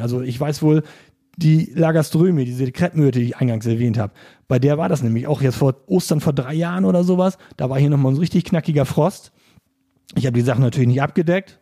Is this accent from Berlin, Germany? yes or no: no; East Frisia, Lower Saxony, Germany; now in Offenburg, Germany; Also ich komme ja gebürtig aus Ostfriesland, genau wie Volkert.